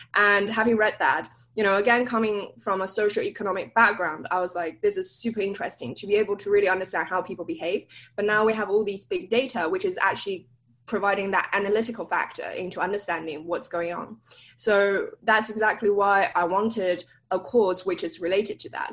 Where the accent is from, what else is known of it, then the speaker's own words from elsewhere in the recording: London, United Kingdom; moved away as an adult; also born or lived in Cambridge; now in Stanford, United States; So I grew up in London, um, northwest part of London, Hampstead